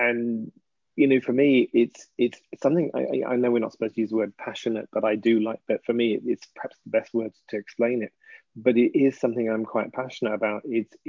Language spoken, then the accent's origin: English; England, United Kingdom; ass because I'm English.